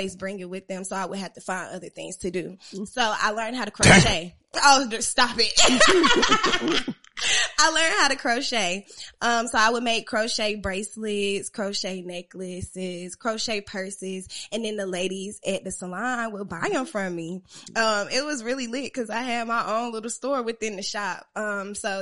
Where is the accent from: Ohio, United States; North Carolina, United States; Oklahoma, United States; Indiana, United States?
North Carolina, United States; Durham; I'm from Durham, North Carolina.